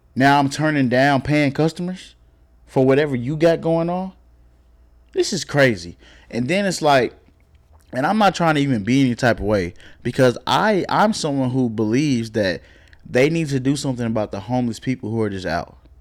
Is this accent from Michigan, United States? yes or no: no; Oklahoma, United States; also born or lived in Texas; now in Dallas, United States; I'm from Oklahoma